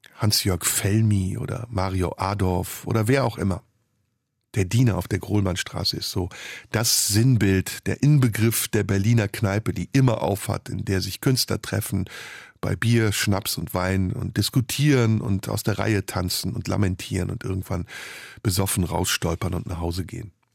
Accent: Istanbul, Turkey; moved away; also born or lived in Rhineland, Germany; aus meiner Heimatstadt Istanbul

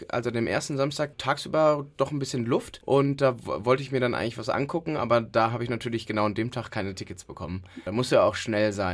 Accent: Cologne, North Rhine-Westphalia, Germany; das gehört ja dazu als echter Kölner

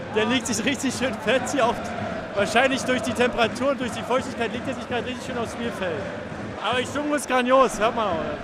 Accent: Berlin, Germany; als Berliner

